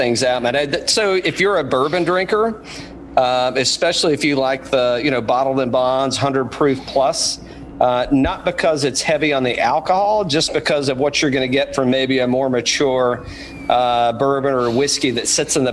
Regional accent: East Tennessee, United States; moved away; Where I come from, I'm from East Tennessee originally

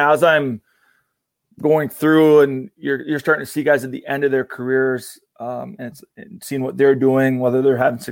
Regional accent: Red Wing, Minnesota, United States; I grew up in Red Wing, Minnesota, which is a small town about an hour south of St. Paul, Minneapolis

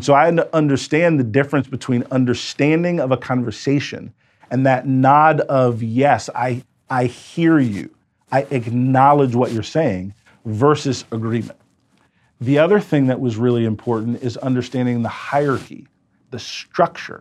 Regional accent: United States; I was an American entrepreneur

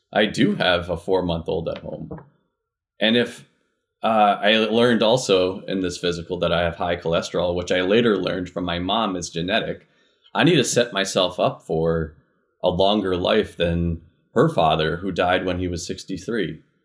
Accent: Connecticut, United States; now in Minnesota, United States; I'm originally from Connecticut

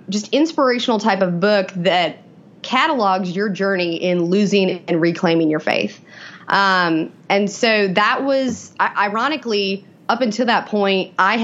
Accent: Elkhart, Indiana, United States; moved away as an adult; now in Raleigh, United States; I am from Elkhart, Indiana, a small little town in northern Indiana

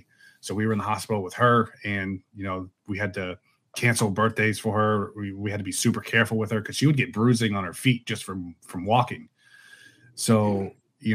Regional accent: Spring Hill, Florida, United States; I've been here, born and raised in Spring Hill

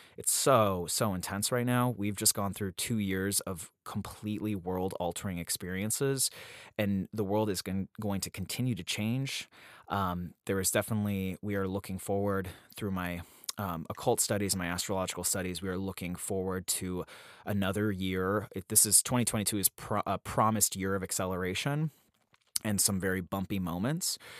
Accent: Salt Lake City, Utah, United States; moved away; also born or lived in upstate New York; I was born in Salt Lake City, Utah in the early nineties

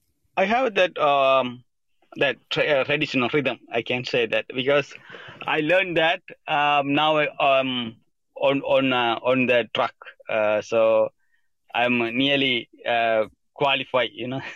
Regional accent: Sri Lanka; English is a second language; moved away; I grew up in Sri Lanka, a very small village, and until I left country, it's had a civil war. So I grew up the civil war situation, a country place.

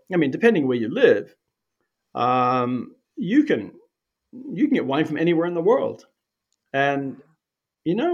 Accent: New Zealand; moved away as an adult; also born or lived in Europe; now in Canada; I grew up in New Zealand

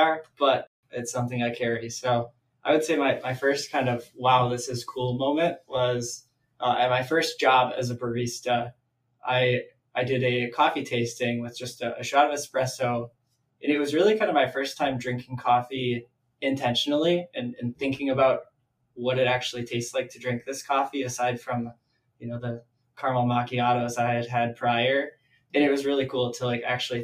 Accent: Wisconsin, United States; I have lived in Wisconsin. Yeah, I am born and raised here.

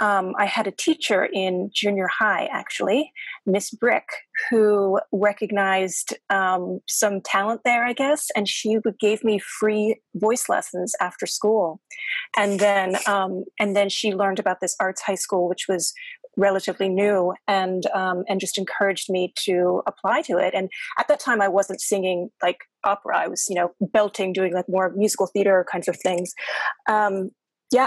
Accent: Miami, Florida, United States; moved away as an adult; I am from Miami, Florida, which is where I grew up. I was there in the same house until college

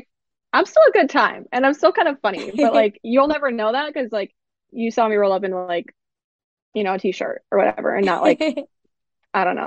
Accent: Miami, Florida, United States; moved away as an adult; now in Central New York, United States; I'm a Miami girl. So I grew up in Miami, born and raised. I'm Cuban American and proud.

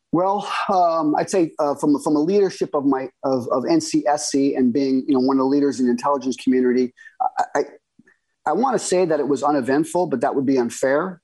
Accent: United States; as an American, uh, you know, intelligence professional

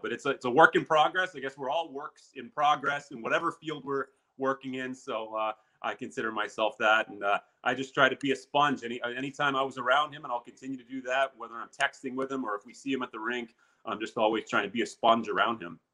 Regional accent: Murrysville, Pennsylvania, United States; growing up in Murraysville

